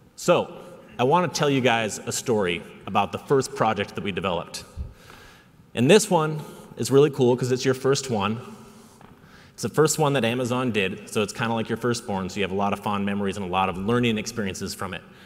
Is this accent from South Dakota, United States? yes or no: yes; South Dakota, United States; now in Seattle, United States; I was born and raised in South Dakota